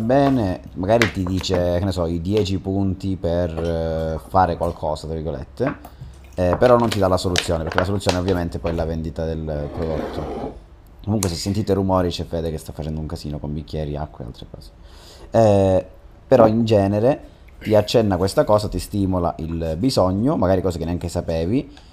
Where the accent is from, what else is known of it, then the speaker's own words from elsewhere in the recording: Catanzaro, Calabria, Italy; noi che siamo di Catanzaro